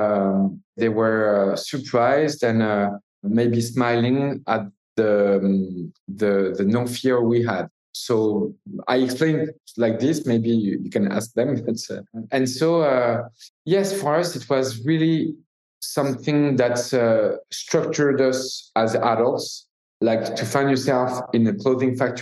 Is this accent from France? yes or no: yes; Paris, Île-de-France, France; we're from Paris. We are kind of city guys